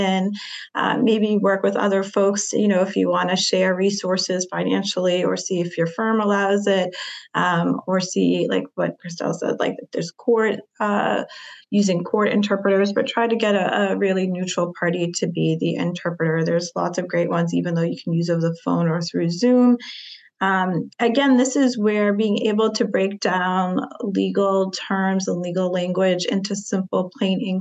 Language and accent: English; North Shore, Massachusetts, United States; I grew up in the North Shore. And just thinking about the nuances of just living in like our small state of Massachusetts